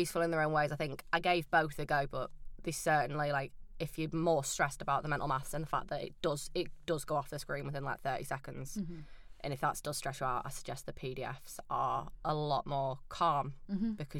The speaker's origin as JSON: {"language": "English", "town": "Preston", "region": "North West England", "country": "United Kingdom", "moved": "as an adult", "lives_now": "York, United Kingdom", "said": "I'm actually from Preston, so I did mine back home"}